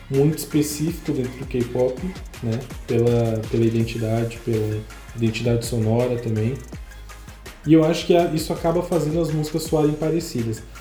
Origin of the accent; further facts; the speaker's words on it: Northeast Region, Brazil; eu sou gótico, mas eu sou nordestino.